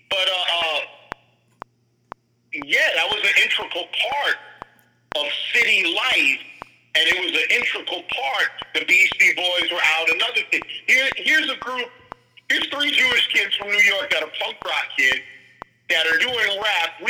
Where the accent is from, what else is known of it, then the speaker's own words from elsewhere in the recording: Jamaica; the link between them and the punks a lot of time were me because I'm Jamaican.